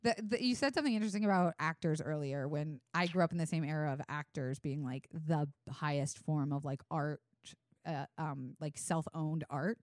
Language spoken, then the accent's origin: English; Florida, United States; moved away as an adult; now in Los Angeles, United States; I grew up in Florida. I was done growing up by the time I left